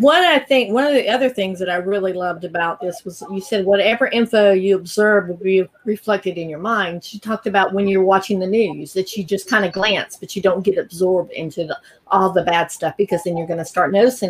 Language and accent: English; the South, United States; I'm from the South